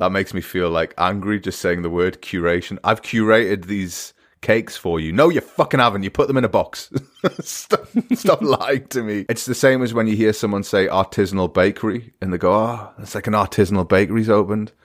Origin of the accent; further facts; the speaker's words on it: United Kingdom; now in Germany; as a British person